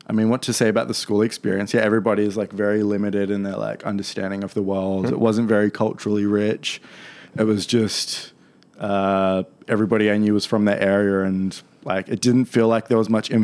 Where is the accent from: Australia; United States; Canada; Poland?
Australia; Penrith, New South Wales; now in Inner West, Sydney, Australia; grew up in Penrith. I was born there and I lived in a bunch of suburbs in the area, one called Erskine Park, one called Cambridge Park, mm-hmm. just off the main suburb of Penrith.